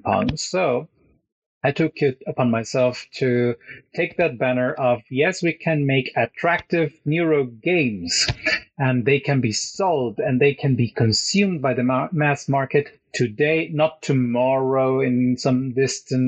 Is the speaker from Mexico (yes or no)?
yes; Mexico; moved away as an adult; also born or lived in Mexico City / Querétaro / Cologne, Germany; now in Norway; I come from Mexico